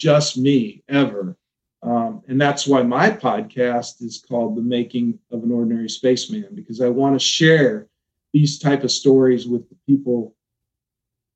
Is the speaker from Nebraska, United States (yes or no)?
yes; Omaha, Nebraska, United States; I'm from the Omaha area